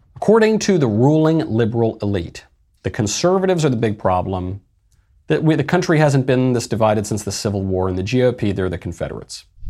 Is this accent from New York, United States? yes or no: yes; New York, United States; also my home state, New York